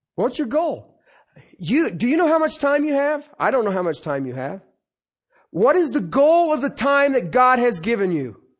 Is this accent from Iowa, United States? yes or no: no; Ohio, United States; I was growing up in Ohio